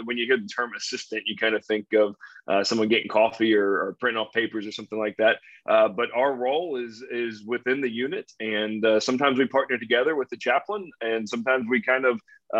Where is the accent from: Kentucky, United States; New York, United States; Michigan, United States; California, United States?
Kentucky, United States; Northern; So I grew up in Northern Kentucky, just south of Cincinnati. And I lived there my whole life